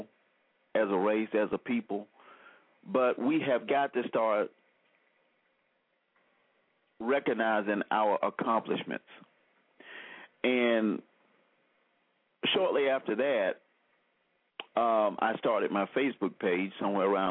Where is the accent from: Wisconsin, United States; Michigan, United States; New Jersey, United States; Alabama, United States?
Alabama, United States; Selma; I grew up in Selma, Alabama, and we watched the Klan riot when I was a little boy